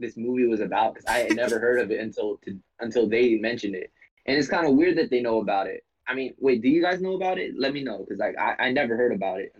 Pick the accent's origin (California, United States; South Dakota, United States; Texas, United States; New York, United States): California, United States; Hayward; I'm from East Side Hayward.